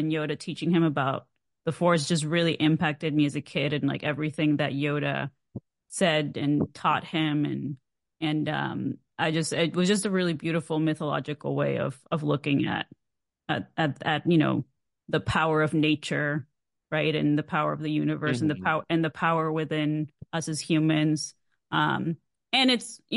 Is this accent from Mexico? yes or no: yes; Mexico; I'm from Mexico